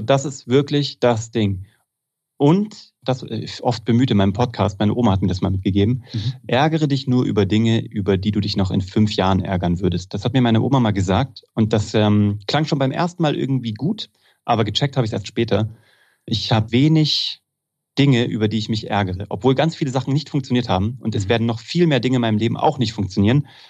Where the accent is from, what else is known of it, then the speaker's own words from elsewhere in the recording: Kassel, Hesse, Germany; moved away as an adult; also born or lived in Cologne; ich komme aus Kassel, das ist Preußen